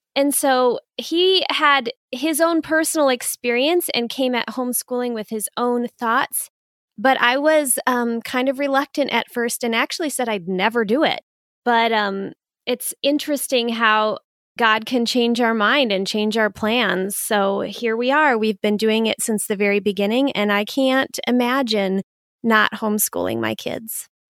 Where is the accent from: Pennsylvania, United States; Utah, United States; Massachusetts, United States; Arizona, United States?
Arizona, United States; Phoenix; moved away as an adult; also born or lived in Pensacola, Florida; now in Minnesota, United States; I'm originally from Phoenix